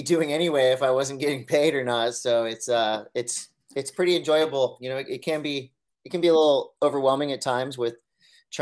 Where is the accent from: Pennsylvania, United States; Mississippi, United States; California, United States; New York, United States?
California, United States; Encinitas; I grew up here in Encinitas